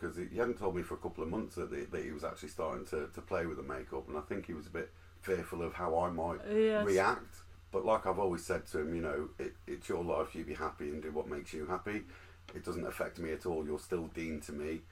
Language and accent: English; Isle of Man; I grew up in the Isle of Man, so very, very backward